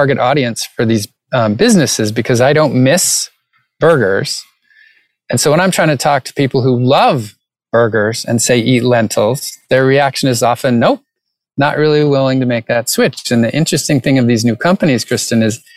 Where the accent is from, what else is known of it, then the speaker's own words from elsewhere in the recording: New England, United States; I grew up in New England